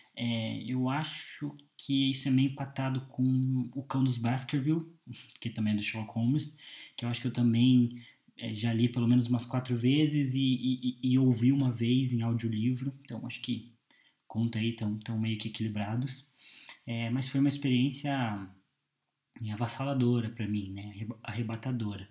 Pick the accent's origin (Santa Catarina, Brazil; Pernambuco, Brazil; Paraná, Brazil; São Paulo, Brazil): Paraná, Brazil; Curitiba; eu tenho 22 anos, sou de Curitiba